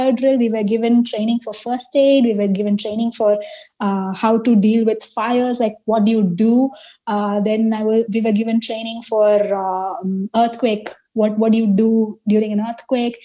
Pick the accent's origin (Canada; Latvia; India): India; now in Taiwan; I am Indian.